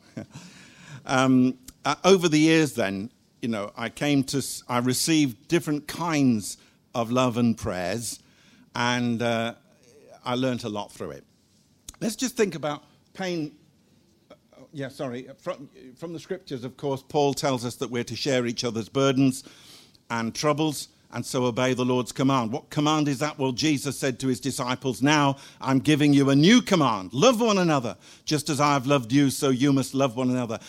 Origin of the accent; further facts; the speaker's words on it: Guernsey; moved away as an adult; also born or lived in Cardiff / Seychelles / Zimbabwe; We were both born and brought up in Guernsey